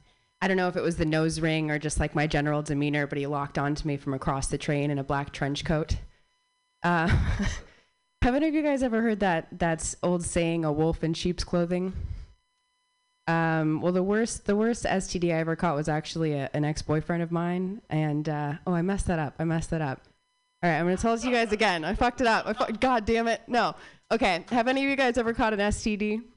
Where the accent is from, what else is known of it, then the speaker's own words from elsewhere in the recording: Phoenix, Arizona, United States; So, I was born and raised in Phoenix, Arizon